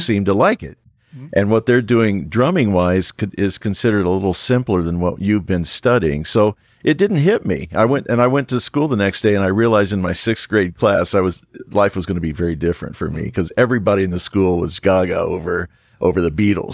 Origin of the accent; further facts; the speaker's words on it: Richmond, Indiana, United States; Richmond, Indiana, my hometown